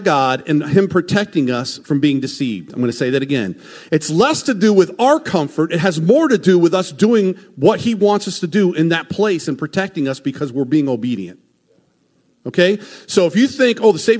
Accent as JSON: {"language": "English", "country": "United States", "said": "as American Christians"}